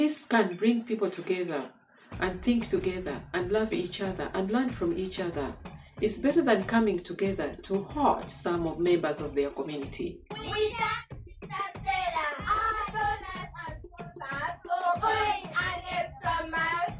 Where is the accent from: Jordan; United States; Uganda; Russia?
Uganda; I come from Uganda.